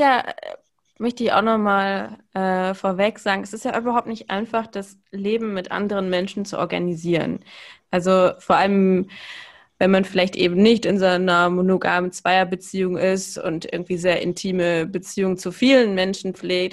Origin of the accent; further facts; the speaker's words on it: Cologne, North Rhine-Westphalia, Germany; ich bin ja in Köln aufgewachsen